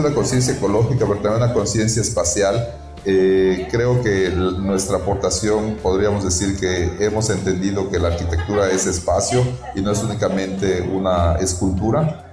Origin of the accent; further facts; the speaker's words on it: Yucatán, Mexico; nosotros como eh, yucatecos o como eh, trabajando aquí en Yucatán